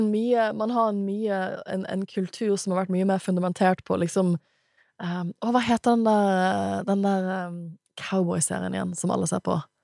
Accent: Bergen, Vestland, Norway; jeg er fra Bergen

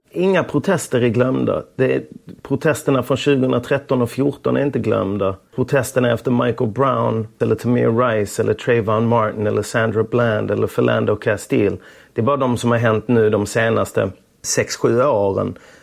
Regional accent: Lund, Skåne, Sweden; moved away; Tunaskolan mm. i Lund. Jag började där i klass 1. Jag kom från Östra Torn

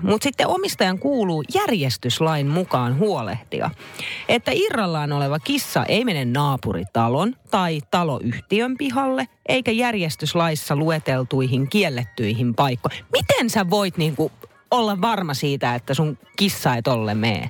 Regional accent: Naantali, Southwest Finland, Finland; kun Naantalissa on lapsuuteni viettänyt

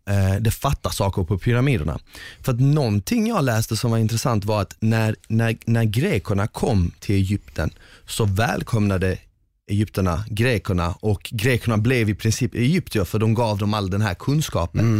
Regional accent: northern Bosnia, Bosnia & Herzegovina; now in Sweden; Exakt, jag är från norra Bosnien, det där är typ centrala Bosnien, lite längre, vi skulle kunna säga att det är som Stockholm

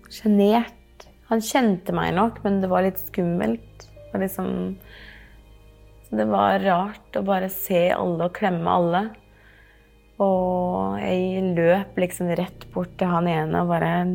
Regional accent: Norway; jeg er jo ikke herifra engang. Jeg er jo fra Norge

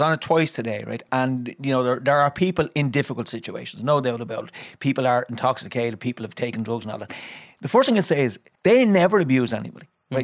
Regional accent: Dublin, Leinster, Ireland; we're all from Dublin

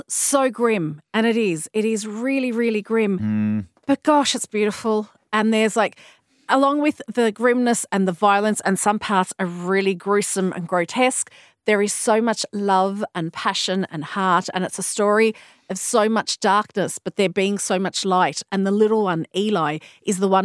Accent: Australia; Being an Australian

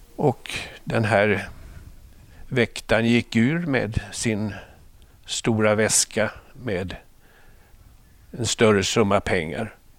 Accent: Småland Highlands, Sweden; moved away as an adult; also born or lived in Stockholm; Jag är uppväxt på småländska höglandet

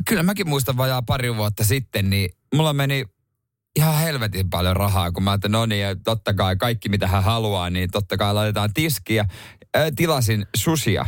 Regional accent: Seinäjoki, South Ostrobothnia, Finland; moved away; ei meillä Seinäjoella koulussa ollut sitä mun aikana

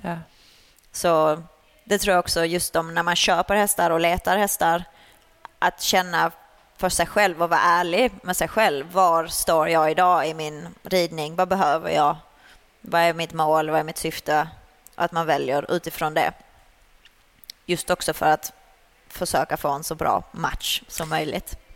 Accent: Sweden; moved away as an adult; now in Netherlands; jag red ju ponny uh, junior uh, hemma i Sverige. Sen flyttade jag utomlands när jag var 19

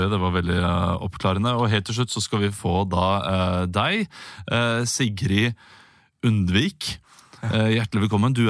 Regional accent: Rogaland, Norway; riv det hadde vi ikke der hvor jeg vokste opp, utenfor Stavanger.

